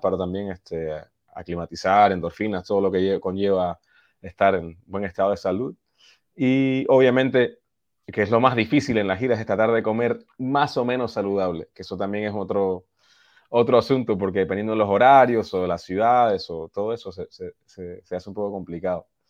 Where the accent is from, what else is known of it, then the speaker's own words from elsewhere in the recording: Boston, Massachusetts, United States; now in New York, United States; Yo nací acá, en, Boston, o sea, hace cerca de las afueras de la ciudad